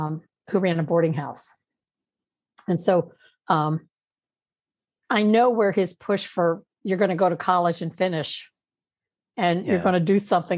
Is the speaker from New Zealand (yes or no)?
no; Louisiana, United States; also born or lived in Washington, D.C. area; And I actually had met her because we're from Louisiana, and then we moved up to outside DC area.